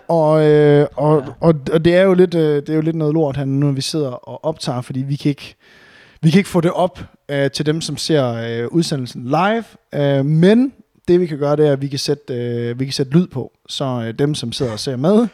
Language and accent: Danish; Varde, Southern Denmark, Denmark; now in Aarhus, Denmark; hjemme i Varde, hvor jeg var fra